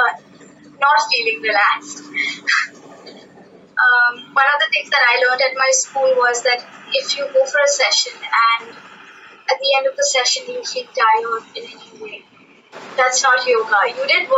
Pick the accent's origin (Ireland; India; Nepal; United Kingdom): India; Pune, Maharashtra; We come from Pune